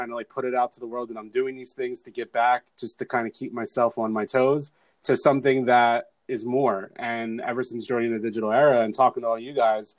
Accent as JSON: {"language": "English", "region": "New Jersey", "country": "United States", "also_born_or_lived": "Los Angeles, United States", "moved": "as an adult", "lives_now": "Philadelphia, United States", "said": "I am originally from New Jersey."}